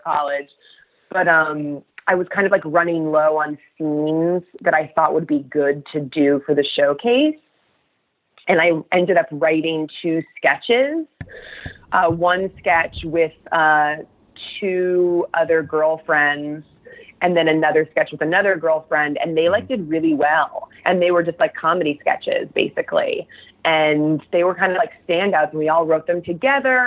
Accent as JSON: {"language": "English", "region": "New Jersey", "country": "United States", "tie": "born or raised there", "said": "I grew up in New Jersey"}